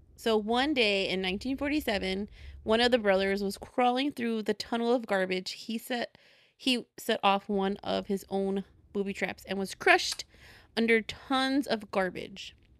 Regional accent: Chicago, Illinois, United States; accent: Chicago; my Chicago accent

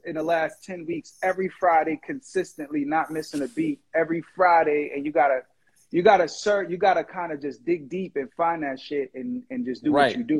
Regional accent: Jamaica; also born or lived in Boston; Yo. Yo. First of all, I'm Jamaican. Let's put it.

